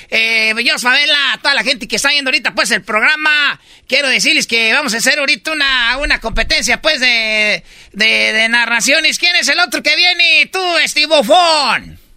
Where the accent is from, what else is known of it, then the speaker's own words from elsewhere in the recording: Michoacán, Mexico; Sí, es que, sí, sí, es que esos muchachos, pues, son de allá de, la Ciudad de México. Yo soy, pues, de Michoacán. Somos de Michoacán